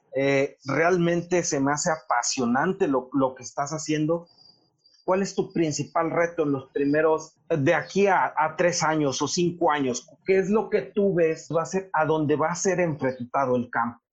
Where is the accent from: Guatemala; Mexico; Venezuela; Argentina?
Mexico; nosotros como mexicanos